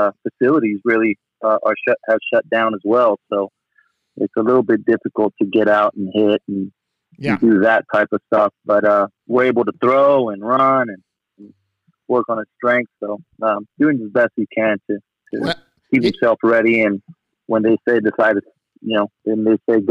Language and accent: English; Tijuana, Baja California, Mexico; also born or lived in San Diego; I was born in Tijuana, Mexico. Grew up pretty much on the border. I always did my schooling in San Diego